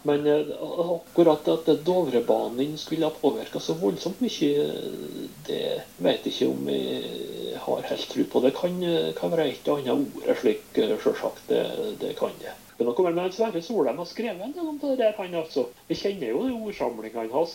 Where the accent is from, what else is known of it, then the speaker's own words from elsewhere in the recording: Sunndal, Møre og Romsdal, Norway; var lærer på hjemplassen min, Sunndal